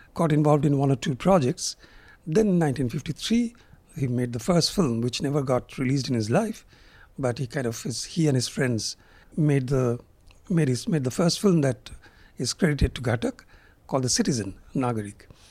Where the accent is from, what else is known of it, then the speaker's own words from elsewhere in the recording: Kolkata, West Bengal, India; I'm from Calcutta. I teach film studies there at Jadipur University